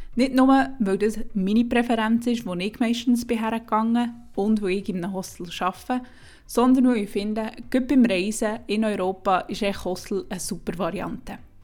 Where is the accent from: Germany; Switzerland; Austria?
Switzerland; Wir als Schweizer